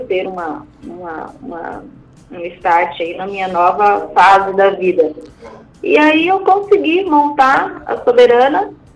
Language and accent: Portuguese; Brazil; nós, como, como brasileiros, como empresários